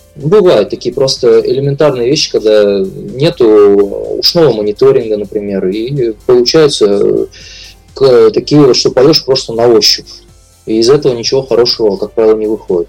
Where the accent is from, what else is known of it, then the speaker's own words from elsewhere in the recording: Labytnangi, Yamalo-Nenets Autonomous Okrug, Russia; я из Лабутнана родом, э, из крайнего севера